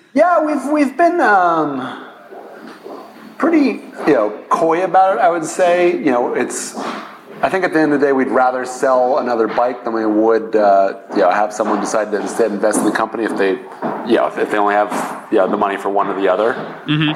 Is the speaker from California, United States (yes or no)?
yes; Los Angeles, California, United States; I grew up in uh, Los Angeles